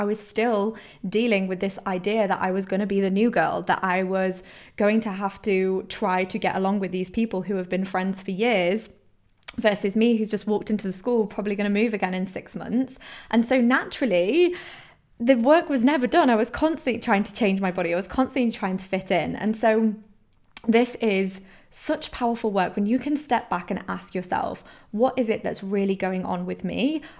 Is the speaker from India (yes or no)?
no; Poland; So I grew up in Poland, I moved around all the time, I was constantly the new girl in every single school